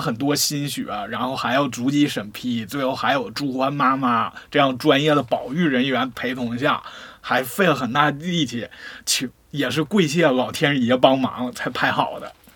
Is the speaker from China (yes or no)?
yes; Northeast China, China; 我们东北人